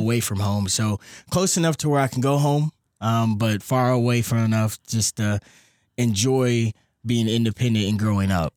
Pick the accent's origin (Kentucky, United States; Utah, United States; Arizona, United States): Kentucky, United States; Louisville; I'm from Louisville, Kentucky